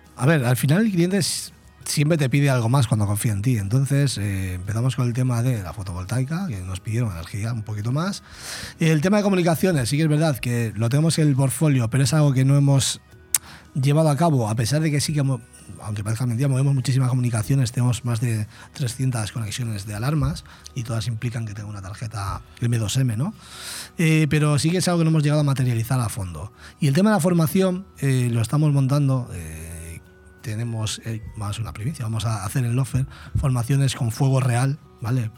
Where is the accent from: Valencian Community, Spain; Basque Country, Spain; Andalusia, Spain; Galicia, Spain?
Galicia, Spain; Vigo; moved away as an adult; now in Benidorm, Spain; soy de Vigo, nacido en Vigo, pero con 18 años me vine a Benidorm y resido en Benidorm desde los 18